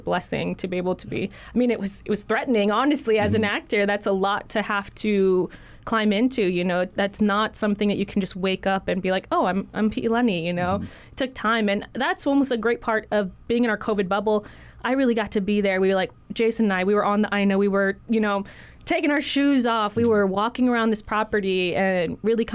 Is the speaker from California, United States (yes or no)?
no; Hawaii, United States; I was born and raised in Hawaii